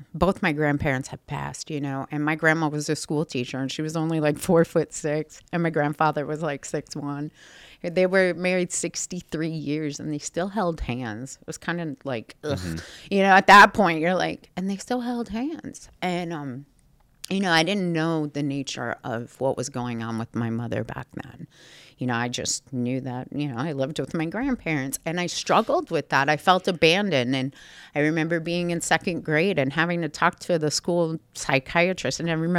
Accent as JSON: {"language": "English", "town": "Schenectady", "region": "New York", "country": "United States", "tie": "born or raised there", "said": "Like Schenectady, which is outside of Albany."}